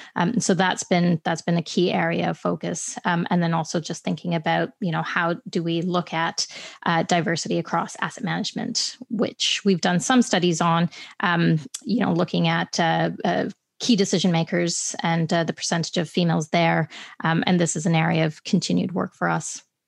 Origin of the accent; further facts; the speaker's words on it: Canada; I'm Canadian by birth